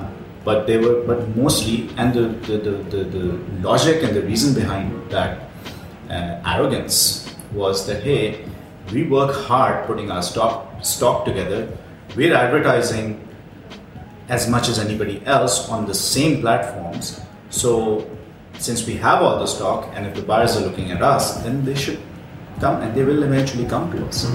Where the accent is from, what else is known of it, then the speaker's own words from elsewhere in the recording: Karachi, Sindh, Pakistan; also born or lived in Ireland; now in Dubai, United Arab Emirates; the same part of the world that I'm from Karachi